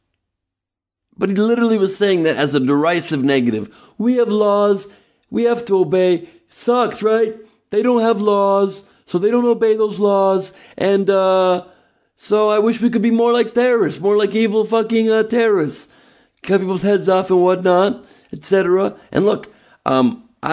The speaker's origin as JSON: {"language": "English", "country": "United States", "said": "I'm Jewish from America. I'm an American Jew."}